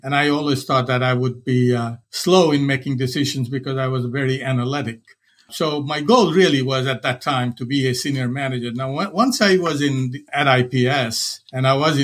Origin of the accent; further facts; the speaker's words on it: Varanasi, Uttar Pradesh, India; moved away as an adult; I grew up in India. It's a place called Banaras.